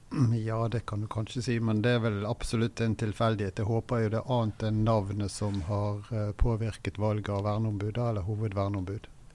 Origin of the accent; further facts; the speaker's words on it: Bergen, Vestland, Norway; Jeg kommer fra Bergen, har drevet pendlervirksomhet etter å ha vært ukependler i Oslo tidlig på 90-tallet